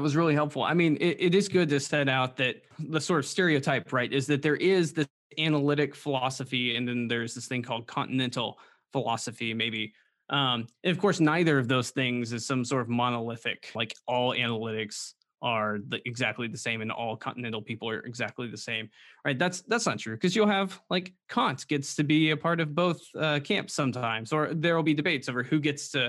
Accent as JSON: {"language": "English", "region": "the Bible Belt", "country": "United States", "tie": "born or raised there", "said": "Well, and I grew up in the Bible Belt too."}